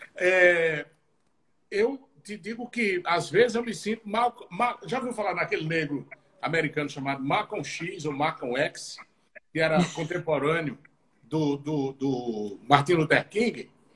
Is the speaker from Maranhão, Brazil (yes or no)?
no; Juazeiro do Norte, Ceará, Brazil; moved away as an adult; also born or lived in Araripina / Exu; now in Recife, Brazil; Nós que nascemos no Juazeiro